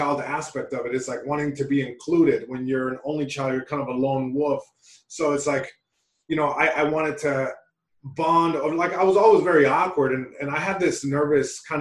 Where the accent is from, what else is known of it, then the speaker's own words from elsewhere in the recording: Long Beach, California, United States; first language Spanish; English is a second language; I'm Mexican American. My parents are from Mexico. I was born in Long Beach, California. So it's like, I was living in two worlds. You know, I was living in Long Beach, California.